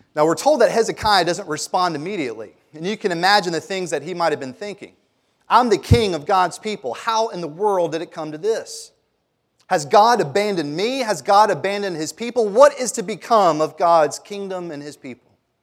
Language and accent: English; Germantown, Tennessee, United States; I grew up in Germantown